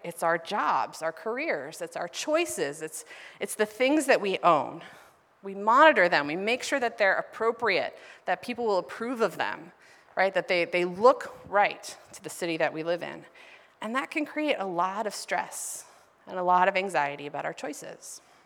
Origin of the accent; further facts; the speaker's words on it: Ohio, United States; moved away as an adult; now in Los Angeles, United States; the city that I grew up in in Ohio